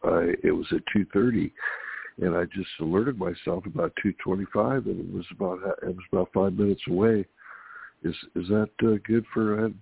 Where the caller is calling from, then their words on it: California, United States; Hey, it's … from California.